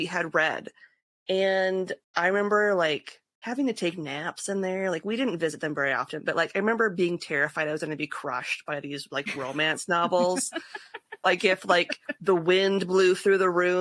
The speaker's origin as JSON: {"language": "English", "region": "Northwest Iowa", "country": "United States", "said": "I was from Northwest Iowa"}